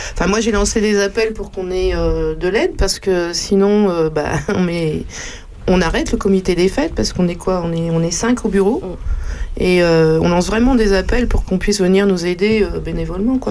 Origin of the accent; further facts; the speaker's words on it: Paris, Île-de-France, France; moved away as an adult; now in Champignelles, France; je suis une Parisienne